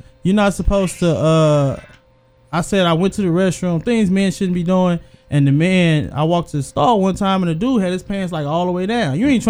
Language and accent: English; Houston, Texas, United States; from Houston.